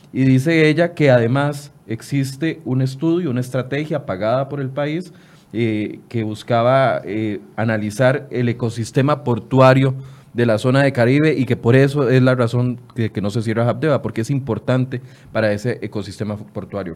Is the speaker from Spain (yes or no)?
no; Costa Rica; como costarricenses